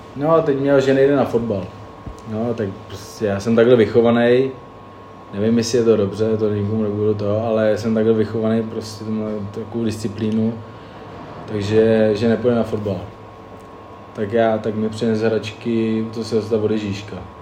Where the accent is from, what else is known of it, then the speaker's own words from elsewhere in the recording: Plzeň, Plzeň Region, Czechia; moved away as an adult; now in Hradec Králové, Czech Republic; já jsem z Plzně